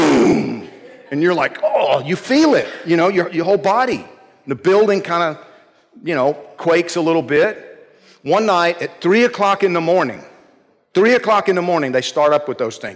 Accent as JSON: {"language": "English", "region": "Georgia", "country": "United States", "tie": "born or raised there", "said": "when I was a kid growing up in Georgia"}